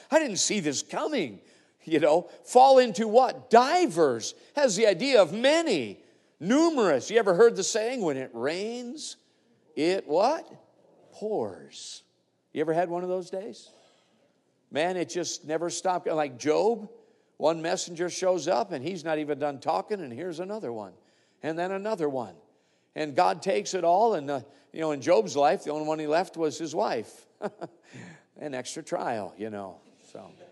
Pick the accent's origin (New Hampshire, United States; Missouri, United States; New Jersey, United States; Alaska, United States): Alaska, United States; I come from Alaska, which we are a state with a lot of mining up there